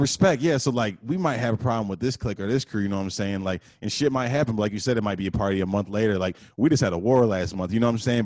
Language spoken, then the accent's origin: English; Detroit, Michigan, United States; also born or lived in Texas / Redford, Michigan; I spent half my life probably in Detroit, half my life probably in Redford